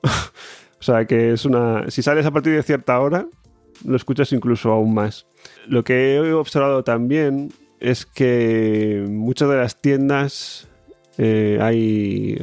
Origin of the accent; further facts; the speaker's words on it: Spain; moved away as an adult; now in Switzerland; siendo español